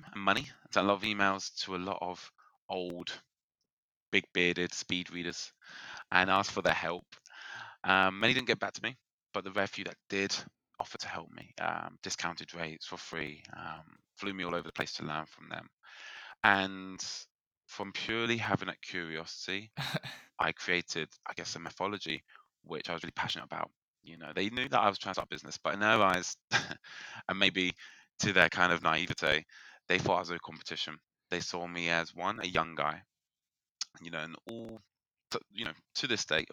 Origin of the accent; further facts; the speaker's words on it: United Kingdom; accent: British; I'm in the UK, if you can tell by my British accent